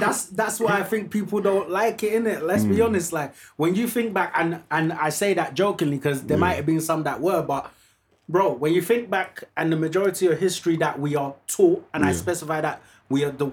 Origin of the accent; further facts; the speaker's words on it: Nigeria; moved away; I grew up in Nigeria.